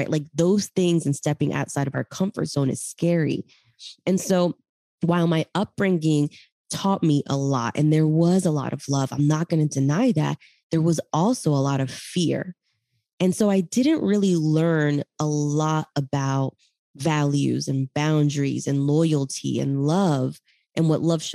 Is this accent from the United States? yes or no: no; Callao, Peru; moved away; I grew up in Peru, Chimpún Callao